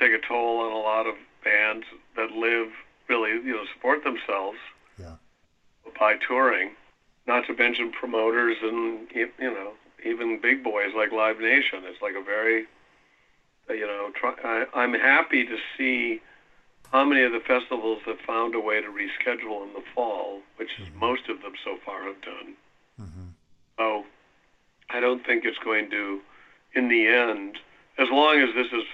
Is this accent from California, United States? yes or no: no; Milwaukee, Wisconsin, United States; moved away; also born or lived in New York; I grew up in Wisconsin, and my wife and I are both from Milwaukee